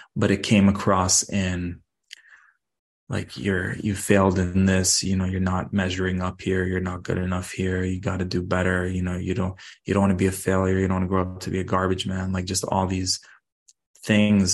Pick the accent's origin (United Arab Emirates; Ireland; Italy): United Arab Emirates; Dubai; now in Toronto, Canada; Growing up in Dubai, I saw super wealthy people and super poor people